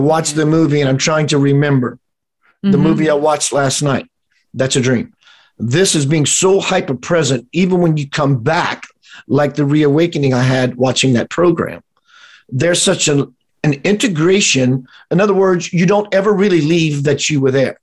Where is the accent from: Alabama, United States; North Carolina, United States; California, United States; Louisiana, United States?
Louisiana, United States; South; We're in South Louisiana, my hometown kind of setting